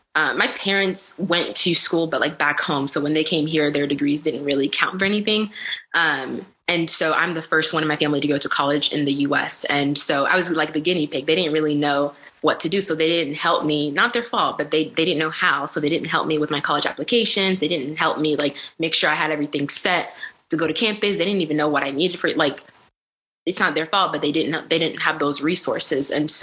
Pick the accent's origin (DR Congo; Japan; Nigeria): DR Congo; So my background, I'm African. I'm from the Democratic Republic of Congo.